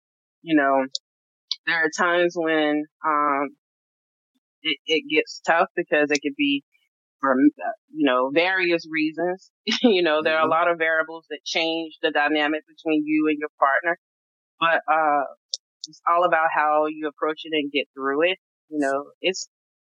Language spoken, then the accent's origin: English; North Carolina, United States; we're both from North Carolina